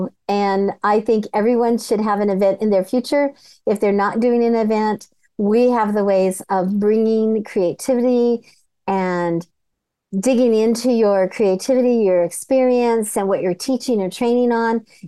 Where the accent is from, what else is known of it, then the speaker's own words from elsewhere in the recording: California, United States; I'm from California. I'm born, bred, and raised.